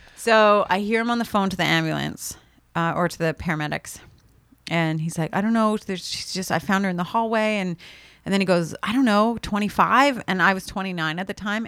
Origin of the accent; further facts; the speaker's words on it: Canada; as a Canadian